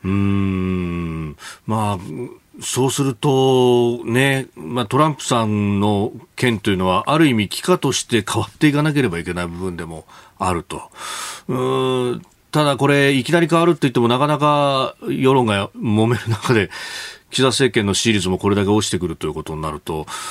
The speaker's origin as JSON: {"language": "Japanese", "town": "Yokosuka", "region": "Kanagawa", "country": "Japan", "tie": "born or raised there", "also_born_or_lived": "Yokohama", "said": "横須賀生まれ横須賀育ち大学は横浜でありました"}